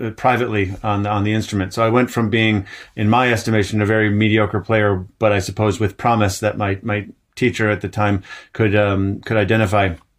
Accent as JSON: {"language": "English", "town": "Ann Arbor", "region": "Michigan", "country": "United States", "tie": "born or raised there", "also_born_or_lived": "Vermont", "moved": "yes", "lives_now": "Montreal, Canada", "said": "I grew up in Ann Arbor, Michigan."}